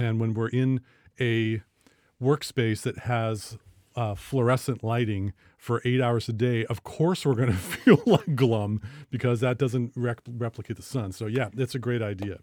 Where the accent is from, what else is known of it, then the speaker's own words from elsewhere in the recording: Bellingham, Washington, United States; we're from Bellingham and Waukeen County.